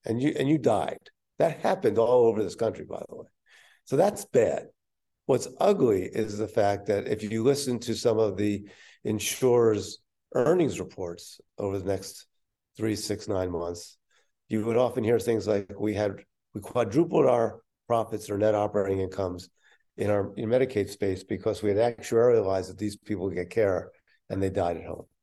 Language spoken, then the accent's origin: English; Philadelphia, Pennsylvania, United States; my hometown at that time in Philadelphia